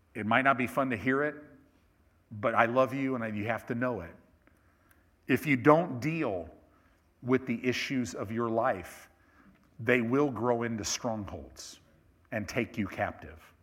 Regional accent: Chicago, Illinois, United States; I was born in Cook County Hospital in Chicago

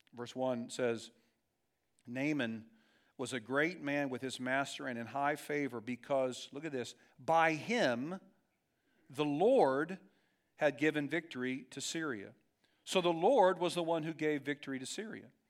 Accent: Dayton, Ohio, United States; in my neighborhood growing up in Dayton, Ohio

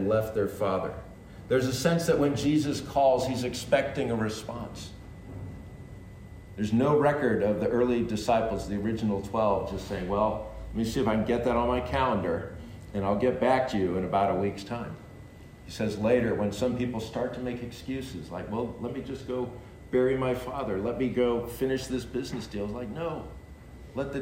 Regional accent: California, United States; I'm from California

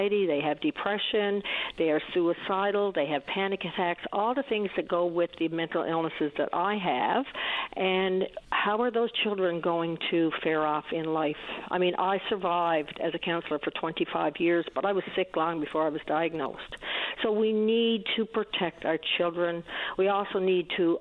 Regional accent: east coast of Newfoundland, Newfoundland and Labrador, Canada; I'm a Newfoundlander, grew up on the east coast of Newfoundland

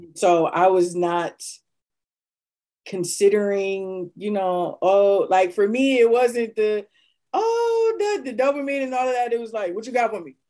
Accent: Akron, Ohio, United States; moved away as an adult; now in Cleveland, United States; originally born and raised in Akron, and um, I've lived the majority of my life, my adult life in Cleveland

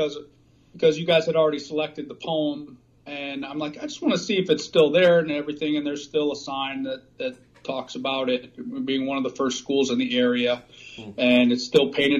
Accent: Grand Haven, Michigan, United States; moved away as an adult; now in Pittsburgh, United States; I grew up in Michigan on Lake Michigan in a small town called Grand Haven

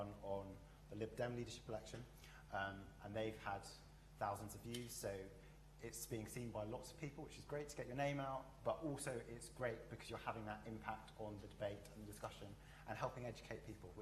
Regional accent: London, United Kingdom; also born or lived in Barbados / York; I was born in Barbados, but I spent most of my childhood in South London

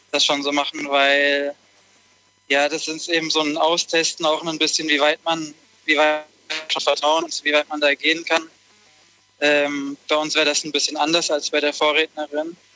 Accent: Konstanz, Baden-Württemberg, Germany; Wir kommen ähm, aus Region Konstanz.

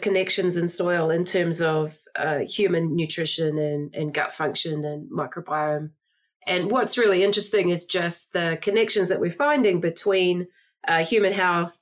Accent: New Zealand; moved away; I don't speak with an American accent. I'm originally from New Zealand.

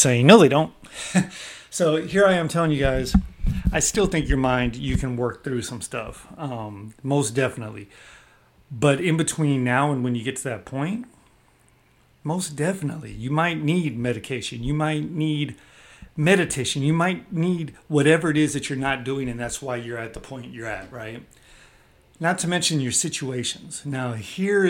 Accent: the Bay Area, California, United States; I'm from the Bay

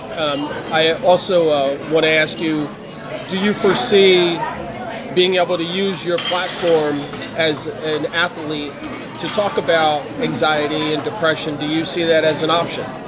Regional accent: Trenton, New Jersey, United States; myself and other Trentonians

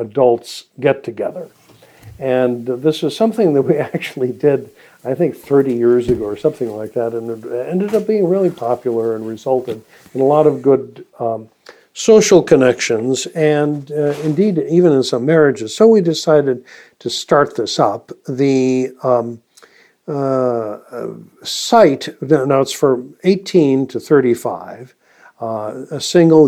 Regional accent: Midwest, United States; accent: Midwestern; my simple Midwestern accent

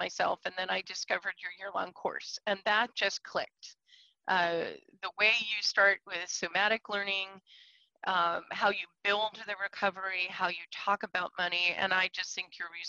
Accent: Scarsdale, New York, United States; moved away as an adult; also born or lived in Portland; I come from Scarsdale, New York. I grew up in affluent neighborhood

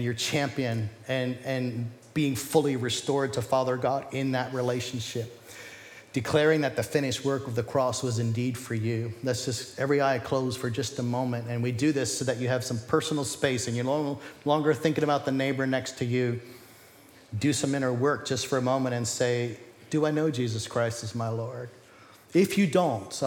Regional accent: United States; we're American

